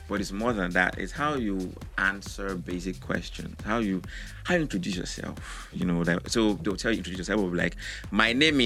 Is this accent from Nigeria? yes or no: yes; Bayelsa, Nigeria; I'm from Bayelsa State